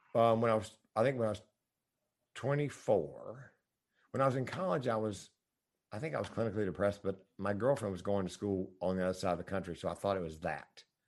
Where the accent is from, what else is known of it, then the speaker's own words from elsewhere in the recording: the South, United States; I'm from the South